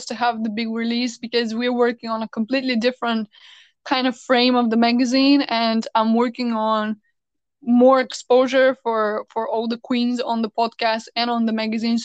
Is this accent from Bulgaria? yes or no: yes; Bulgaria; moved away as an adult; also born or lived in United States; I came from the States to back to my hometown in Bulgaria